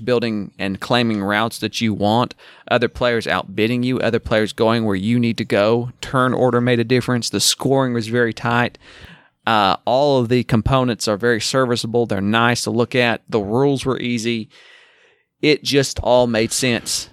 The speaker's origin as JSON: {"language": "English", "region": "the South", "country": "United States", "said": "I'm from the South"}